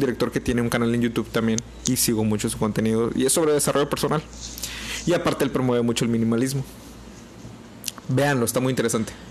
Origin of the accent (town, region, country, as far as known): Mexico